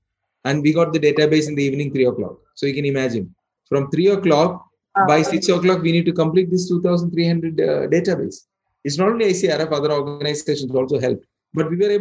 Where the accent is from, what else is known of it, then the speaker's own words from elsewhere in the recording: India; moved away as an adult; now in Bahrain; I'm born and brought up in India, and I lived here for 22 years.